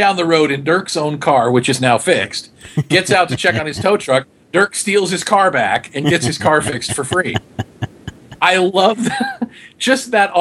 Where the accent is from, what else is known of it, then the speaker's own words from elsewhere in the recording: United States; I'm from America